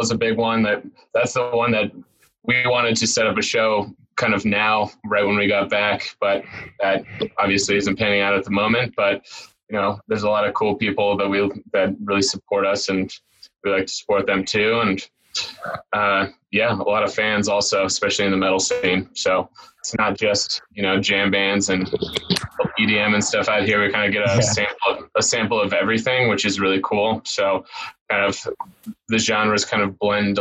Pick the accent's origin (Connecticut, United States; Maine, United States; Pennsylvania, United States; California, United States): California, United States; San Diego; now in Denver, United States; I grew up in San Diego